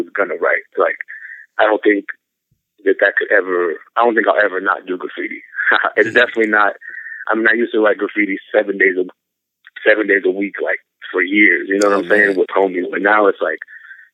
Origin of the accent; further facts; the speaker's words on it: San Antonio, Texas, United States; I grew up in San Antonio, Texas.